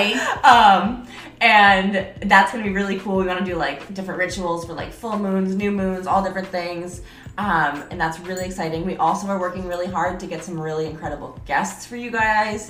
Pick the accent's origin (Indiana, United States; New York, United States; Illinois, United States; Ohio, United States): New York, United States; upstate; moved away as an adult; now in San Diego, United States; I'm from New York, but like upstate New York